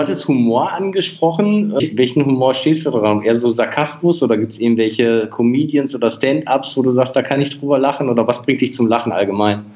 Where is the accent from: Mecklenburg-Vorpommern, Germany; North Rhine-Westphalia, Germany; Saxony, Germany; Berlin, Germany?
North Rhine-Westphalia, Germany; Münsterland; Ich komme gebürtig aus dem Münsterland